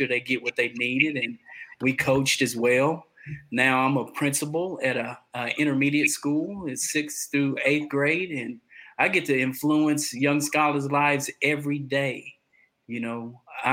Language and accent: English; Conroe, Texas, United States; also born or lived in Atascocita, Texas; I'm from Conroe, Texas. I reside right outside of Houston, Texas, in Atascocita